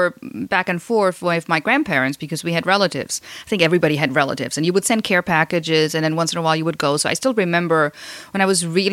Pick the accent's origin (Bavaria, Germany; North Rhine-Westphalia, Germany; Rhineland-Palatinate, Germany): Rhineland-Palatinate, Germany; English is a second language; moved away as an adult; now in United States; I grew up in Rheinland-Pfalz, an area that nobody has ever heard of, except that it's close to Heidelberg and near Frankfurt Airport